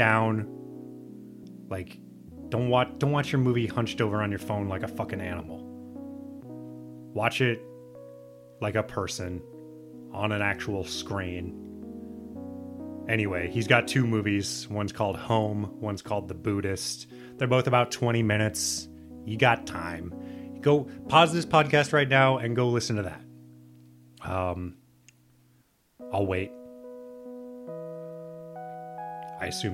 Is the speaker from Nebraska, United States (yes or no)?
yes; Nebraska, United States; I'm from Nebraska